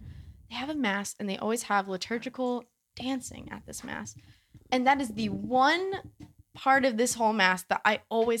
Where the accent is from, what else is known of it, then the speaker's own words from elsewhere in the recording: San Diego, California, United States; San Diego.